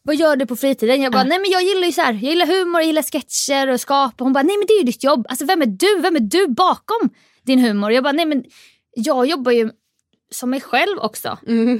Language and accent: Swedish; Jönköping, Jönköping County, Sweden; jag är uppväxt i Jönköping